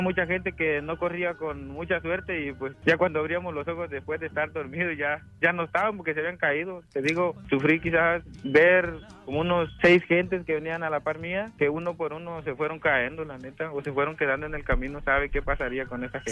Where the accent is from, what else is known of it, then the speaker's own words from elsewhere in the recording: El Salvador; moved away; Yo soy salvadoreño